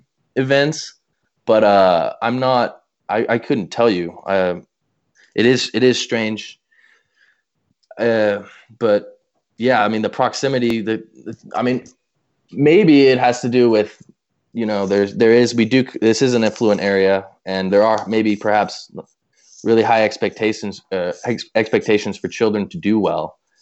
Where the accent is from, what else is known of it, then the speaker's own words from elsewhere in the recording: Colorado, United States; growing up in Colorado, because we were so close in proximity to Columbine, you know, we talked about it from the time when we were really young